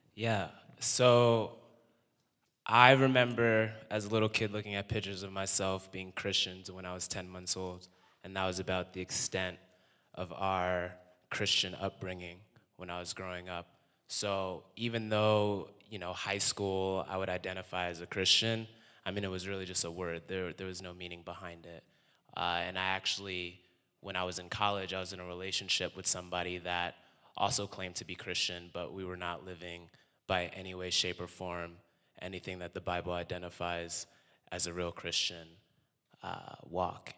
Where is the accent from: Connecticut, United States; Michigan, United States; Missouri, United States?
Connecticut, United States; moved away; also born or lived in New York; I'm from Connecticut. also lived in New York.